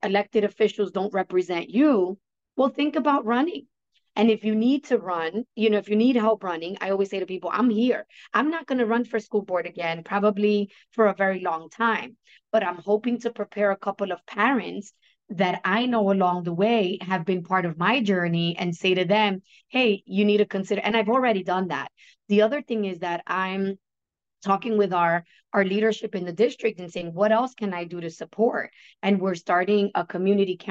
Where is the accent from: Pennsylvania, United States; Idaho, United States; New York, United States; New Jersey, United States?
New York, United States; accent: New Yorkian; my New Yorkian accent